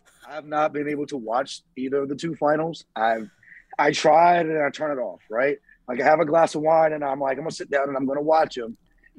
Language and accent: English; Southern United States, United States; I mean, I grew up in the South eating chitlins and pig